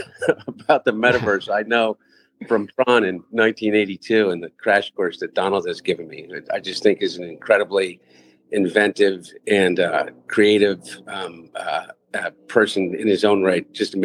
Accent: United States; I grew up in the Brandywine Valley and spent a lot of time at the Brandywine River Museum

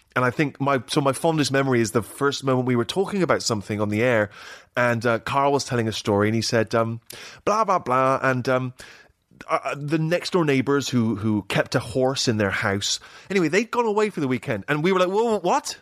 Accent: Bristol, South West England, United Kingdom; moved away; My favorite hangout in Bristol, that's my hometown

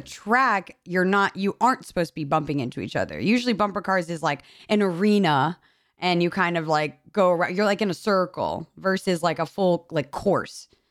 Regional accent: New York, United States; being a New Yorker

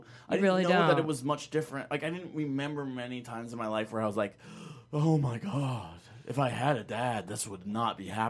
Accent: Laramie, Wyoming, United States; I'm from Laramie, Wyoming

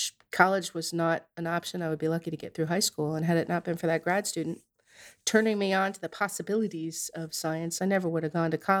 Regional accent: Narragansett, Rhode Island, United States; So I grew up in Narragansett in Rhode Island

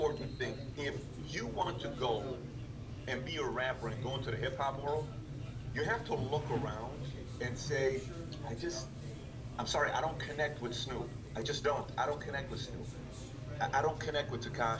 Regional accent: Iran; now in United States; I'm really from Iran

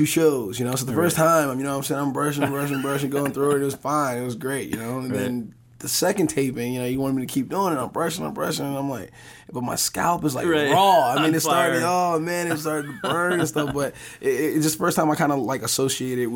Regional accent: Newark, New Jersey, United States; We're both from Newark, New Jersey.

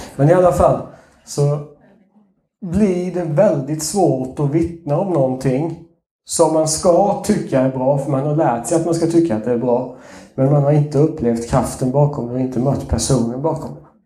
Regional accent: Småland, Sweden; accent: Småländska; min småländska avslöjar mig lite grann

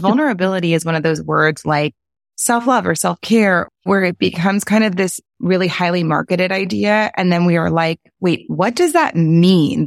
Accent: New Orleans, Louisiana, United States; a really soulful experience of growing up in New Orleans

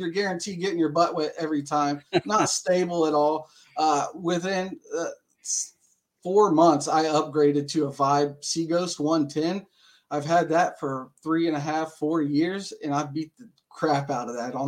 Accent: Dayton, Ohio, United States; I'm from Dayton, Ohio, born and raised

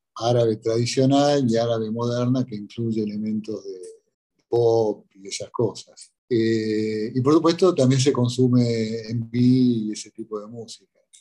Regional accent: Corrientes, Argentina; now in Egypt; yo soy correntino, ¿no? yo nací en Corrientes

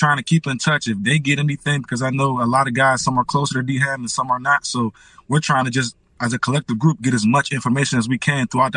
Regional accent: Maryland, United States; moved away as an adult; also born or lived in Pittsburgh; I'm from Maryland

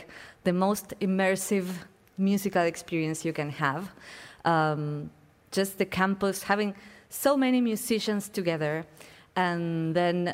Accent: Buenos Aires, Argentina; moved away as an adult; I am from Buenos Aires, which is a city that is boiling with art

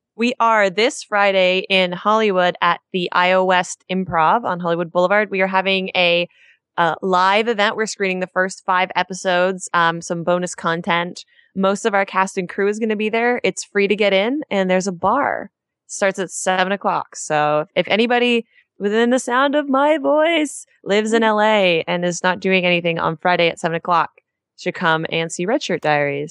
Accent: Ontario, Canada; also born or lived in New Brunswick; I grew up in Ontario, which is above Michigan

